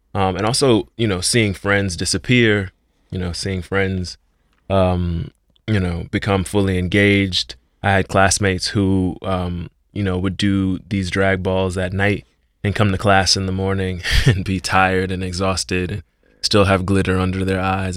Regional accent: Miami, Florida, United States; moved away as an adult; as a young man of color growing up in Liberty City

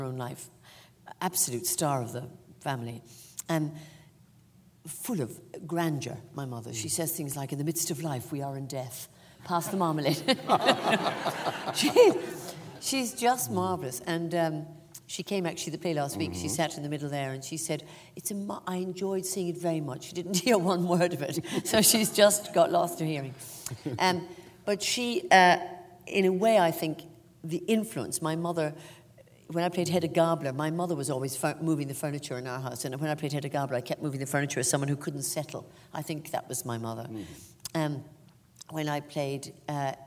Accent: Ireland; accent: Irish; moved away as an adult; now in England; my accent as being very Irish, but I don't experience it as

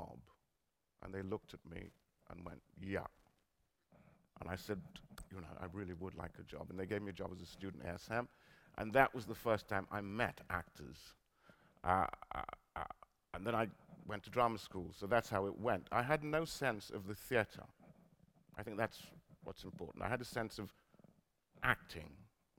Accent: Newcastle upon Tyne, North East England, United Kingdom; also born or lived in Trinidad; I was a boy, a black boy, growing up in Newcastle.

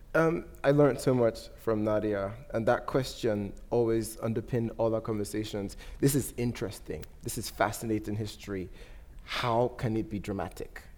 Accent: Nigeria; moved away; I'm not British. I'm Nigerian, I have a Nigerian passport

